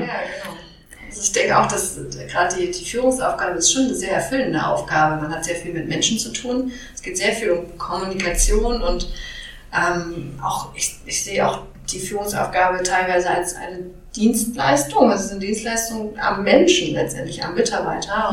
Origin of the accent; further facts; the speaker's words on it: Hamburg, Germany; Ich komme allerdings ursprünglich auch aus Hamburg, habe hier studiert